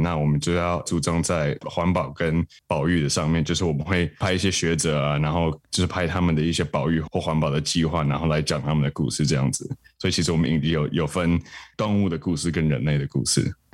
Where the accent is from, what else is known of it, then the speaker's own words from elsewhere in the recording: Taiwan; moved away as an adult; also born or lived in United Kingdom; 我是在英国生的，那我妈是英国人，那我爸是台湾人。那我小时候在台湾长大的，那一直到十八岁就是去读大学之前都在台湾，那之后就在英国，然后后，现在就是回来台湾这样子